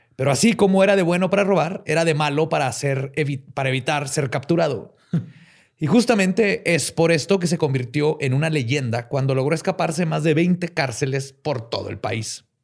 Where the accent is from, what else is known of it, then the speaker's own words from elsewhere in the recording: Mexico; Somos mexicanos